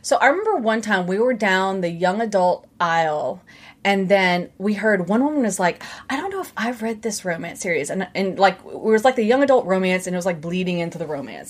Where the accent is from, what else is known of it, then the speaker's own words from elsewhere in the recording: Baton Rouge, Louisiana, United States; accent: southern; I was born and raised in Baton Rouge, which is really just like a southern accent